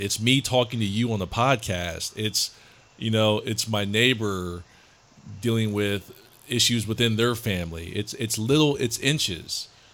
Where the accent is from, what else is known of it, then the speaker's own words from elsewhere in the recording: Columbus, Ohio, United States; moved away; also born or lived in Memphis, Tennessee; I was surrounded by white people growing up in Columbus, Ohio